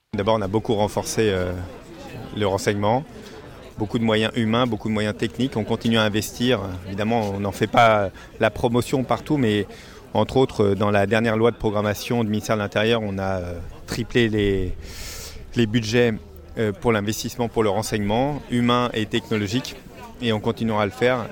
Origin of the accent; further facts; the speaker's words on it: Paris, Île-de-France, France; en tant que citoyen euh, français euh, et puis en tant que parisien